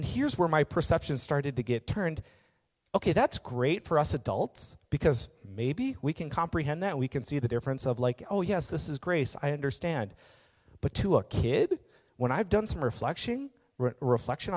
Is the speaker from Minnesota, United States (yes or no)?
yes; Maple Grove, Minnesota, United States; we're in Minnesota. It's a very white part as it is. But I grew up in Maple Grove